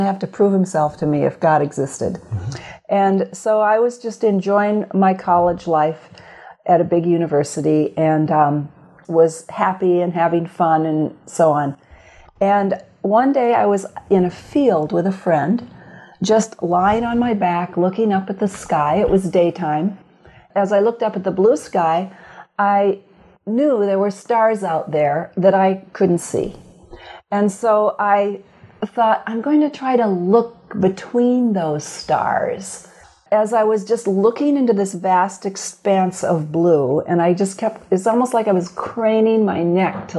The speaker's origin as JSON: {"language": "English", "town": "Grand Rapids", "region": "Michigan", "country": "United States", "tie": "born or raised there", "moved": "yes", "lives_now": "Fairfield, United States", "said": "Born and raised in Grand Rapids, Michigan"}